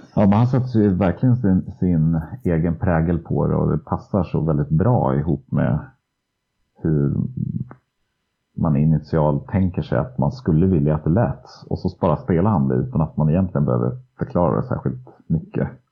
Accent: Söderhamn, Gävleborg County, Sweden; i Söderhamn då, där jag är uppvuxen

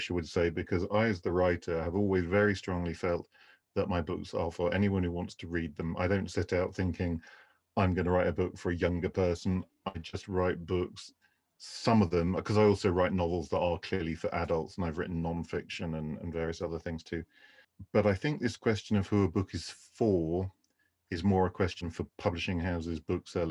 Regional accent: Canterbury, South East England, United Kingdom; I grew up in the southeast of England in the county of Kent

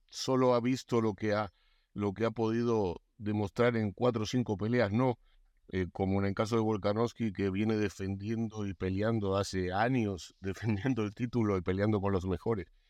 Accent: Argentina; yo soy argentino

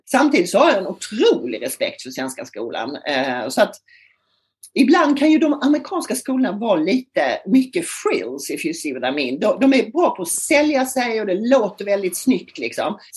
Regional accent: Lund, Skåne, Sweden; moved away as an adult; also born or lived in Stockholm; alltså jag kommer från Lund faktiskt, där jag bor nu. Så jag har gjort någon sorts full circle liv. Jag kommer från Lund, flyttade som 22-åring till Stockholm och jobbade som journalist i många herrans år.

